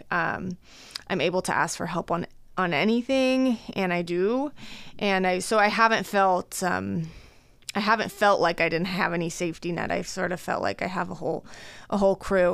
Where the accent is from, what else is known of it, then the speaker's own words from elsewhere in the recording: Fort Collins, Colorado, United States; moved away as an adult; also born or lived in Los Angeles, California / Boston, Massachusetts; now in Omaha, United States; I am originally from Colorado, born and raised in Fort Collins, Colorado.